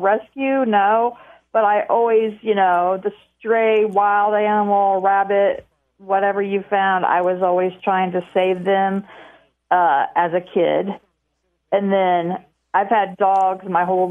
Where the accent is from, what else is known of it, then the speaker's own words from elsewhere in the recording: Delphi, Indiana, United States; now in Lafayette, United States; I'm originally from Delphi